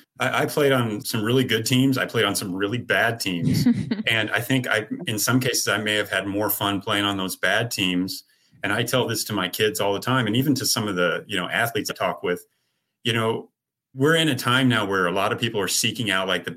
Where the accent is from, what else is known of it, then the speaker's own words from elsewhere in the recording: Phoenix, Arizona, United States; I grew up in Phoenix